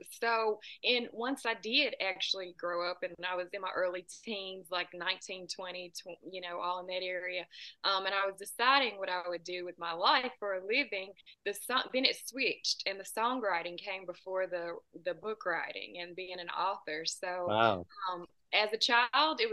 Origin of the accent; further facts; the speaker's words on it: United States; I'm about 2 hours south of Nashville